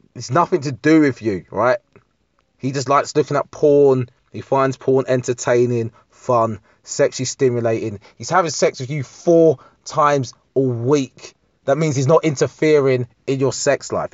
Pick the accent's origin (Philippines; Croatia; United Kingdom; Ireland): United Kingdom; I don't identify as English. I'm more British